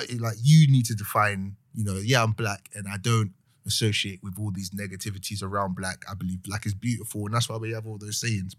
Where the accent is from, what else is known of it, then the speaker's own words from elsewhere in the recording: Nigeria; Any term that isn't like black or doesn't describe my ethnicity as a Nigerian man, that people try to box me and I don't like it.